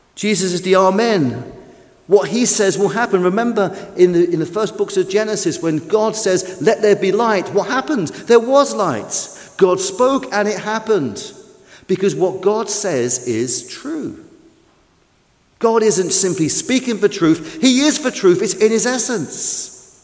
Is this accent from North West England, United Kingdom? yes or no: no; London, United Kingdom; I'm a Londoner.